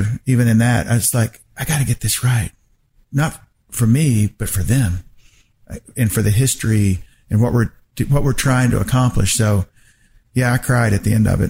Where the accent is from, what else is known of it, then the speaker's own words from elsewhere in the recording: Wilmington, North Carolina, United States; moved away; I grew up in Wilmington, North Carolina